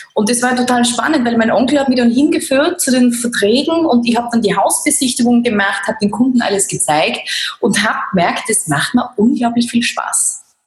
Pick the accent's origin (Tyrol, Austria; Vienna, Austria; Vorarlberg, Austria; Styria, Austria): Styria, Austria; Laßnitzhöhe; ich bin ja aus der Lassnitzhöhe. Das ist, äh, also ich bin ein Landei, kann man richtig sagen. Ich bin am Land groß geworden.